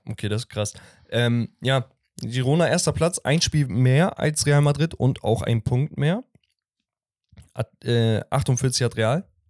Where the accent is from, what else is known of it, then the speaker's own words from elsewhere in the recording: Sivas, Sivas Province, Turkey; aus meiner Heimatstadt, von Sivaspor